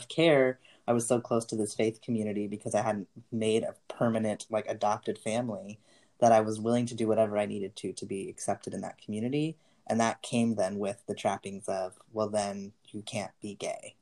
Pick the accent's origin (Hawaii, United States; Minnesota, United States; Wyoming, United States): Wyoming, United States; growing up in Wyoming